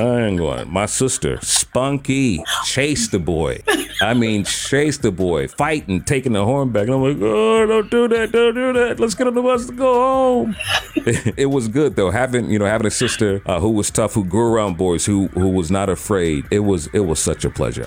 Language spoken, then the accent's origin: English; Chicago, Illinois, United States; growing up in Inglewood